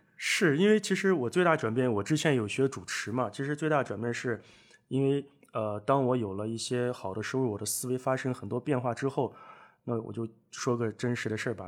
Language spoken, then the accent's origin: Chinese; Northwest China, China; 我们西北那边